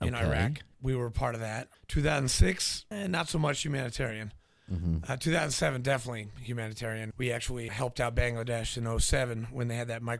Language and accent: English; New Hampshire, United States; also born or lived in Nashville, Tennessee; I was born in Nashville, grew up in New Hampshire, went to boarding school